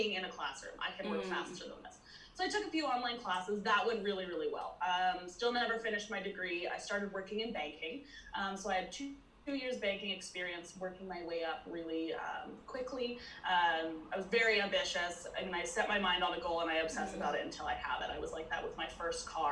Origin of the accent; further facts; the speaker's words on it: British Columbia, Canada; I'm from British Columbia, Canada